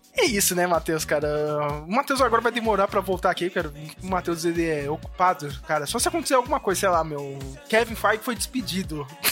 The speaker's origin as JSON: {"language": "Portuguese", "country": "Brazil"}